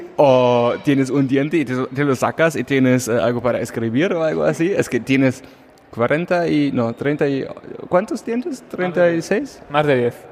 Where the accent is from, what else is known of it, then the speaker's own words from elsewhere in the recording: Germany; Spanish is a second language; moved away; yo como alemán